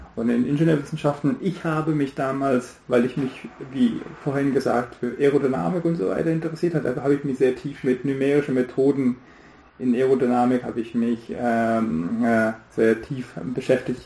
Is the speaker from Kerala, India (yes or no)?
no; New Delhi, Delhi, India; German is a second language; moved away as an adult; also born or lived in Braunschweig; Ich bin in Neu-Delhi aufgewachsen